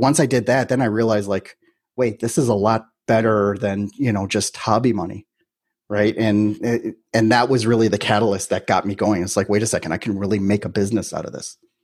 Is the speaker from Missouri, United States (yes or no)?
no; Milwaukee, Wisconsin, United States; moved away as an adult; now in Miami, United States; I'm originally from Milwaukee, Wisconsin.